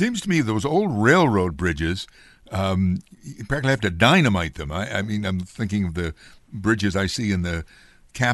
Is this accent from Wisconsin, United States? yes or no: no; Amsterdam, New York, United States; the Eastern Mohawk Valley, where I grew up in around Amsterdam